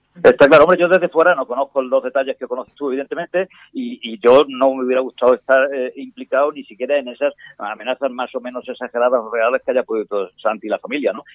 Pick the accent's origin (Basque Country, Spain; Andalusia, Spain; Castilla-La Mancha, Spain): Andalusia, Spain; Córdoba; en Córdoba, mi tierra